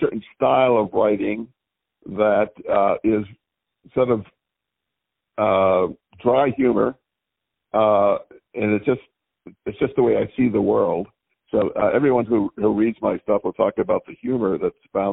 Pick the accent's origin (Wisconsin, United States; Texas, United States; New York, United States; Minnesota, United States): Wisconsin, United States; Madison; I'm from Madison, Wisconsin